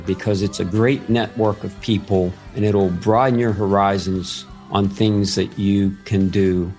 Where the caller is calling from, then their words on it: Akron, Ohio, United States; I'm calling from Akron, Ohio.